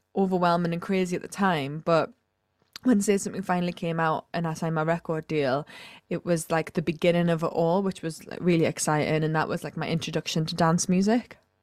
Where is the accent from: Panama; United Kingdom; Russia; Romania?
United Kingdom; County Durham, North East England; I'm originally from County Durham in the Northeast